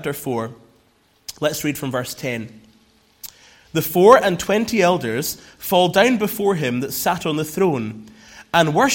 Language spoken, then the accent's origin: English; Scotland, United Kingdom; She's Scottish, and I'm Scottish, but we met here